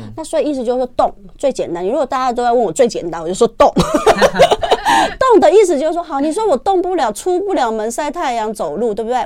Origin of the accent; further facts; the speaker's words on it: Taiwan; 现在我们台湾人算方便